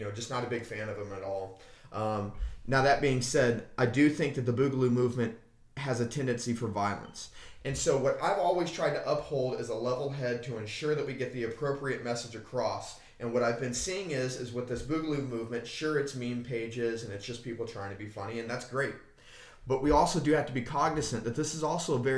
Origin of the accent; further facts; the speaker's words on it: United States; as an American